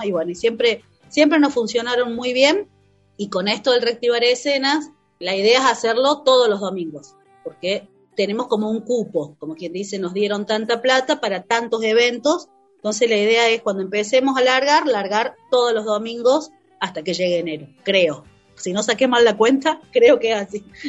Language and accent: Spanish; Cosquín, Córdoba, Argentina; De Cosquín